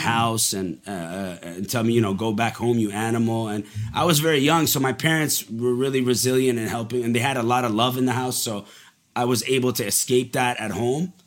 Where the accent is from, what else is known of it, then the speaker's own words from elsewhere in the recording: Montreal, Quebec, Canada; also born or lived in Dubai, United Arab Emirates; I was born in Dubai and then we moved to Montreal when I was five